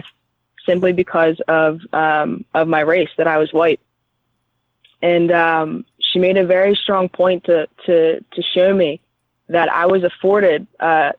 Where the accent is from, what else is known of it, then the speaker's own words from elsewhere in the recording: Philadelphia, Pennsylvania, United States; I grew up in Philadelphia